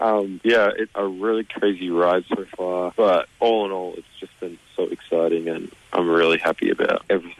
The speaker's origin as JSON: {"language": "English", "town": "Echuca", "region": "Victoria", "country": "Australia", "tie": "born or raised there", "said": "My hometown of Echuca"}